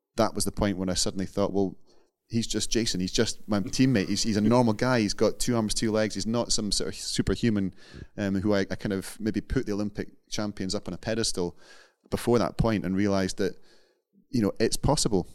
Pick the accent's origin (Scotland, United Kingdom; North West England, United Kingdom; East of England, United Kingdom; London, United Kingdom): Scotland, United Kingdom; being Scottish